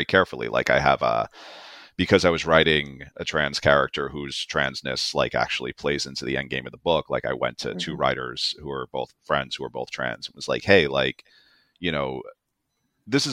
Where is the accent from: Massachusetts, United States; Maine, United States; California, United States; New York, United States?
New York, United States; New York City; I was born and raised in New York City